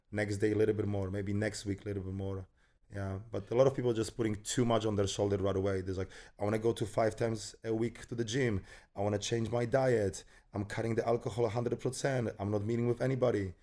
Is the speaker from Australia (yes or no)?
no; Poland; moved away as an adult; also born or lived in United States; I was born in Poland. I grew up in Poland and then finished my education, first education over there